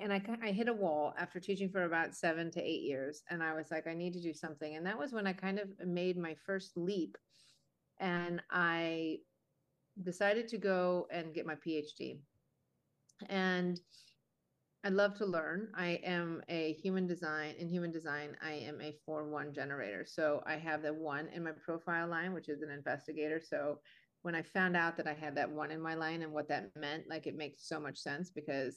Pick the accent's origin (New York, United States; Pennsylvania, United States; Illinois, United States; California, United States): Illinois, United States; Chicago; also born or lived in Boston; I am a native to Chicago